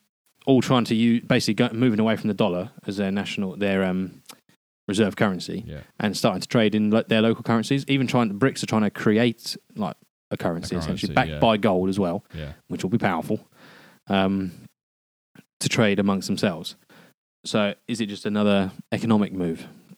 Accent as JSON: {"language": "English", "country": "United Kingdom", "said": "Because we're British"}